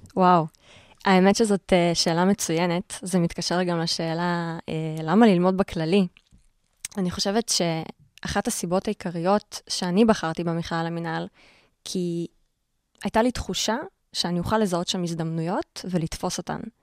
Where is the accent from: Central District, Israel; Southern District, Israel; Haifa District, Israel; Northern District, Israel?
Northern District, Israel; Karmiel; moved away as an adult; now in Tel Aviv, Israel; כל החיים גדלתי בכרמיאל, לא הכרתי משהו אחר